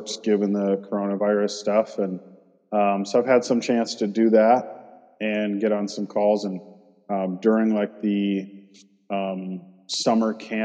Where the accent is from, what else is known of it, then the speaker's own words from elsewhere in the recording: Michigan, United States; I grew up in Michigan